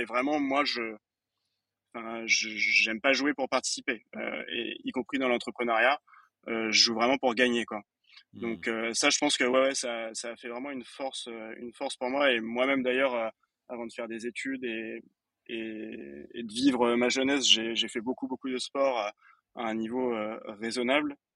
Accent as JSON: {"language": "French", "town": "Fontainebleau", "region": "Île-de-France", "country": "France", "said": "Je viens de Fontainebleau, précisément"}